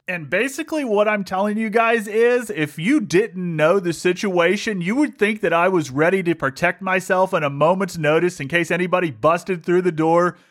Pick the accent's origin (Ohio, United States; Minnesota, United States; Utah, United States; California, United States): Ohio, United States; moved away; I grew up in Ohio, and when I grew up in Ohio, you didn't get to see much of the sun